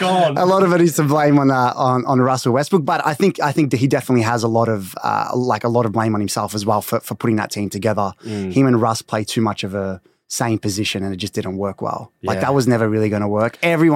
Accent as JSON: {"language": "English", "town": "Melbourne", "region": "Victoria", "country": "Australia", "tie": "born or raised there", "said": "Born and raised in Melbourne."}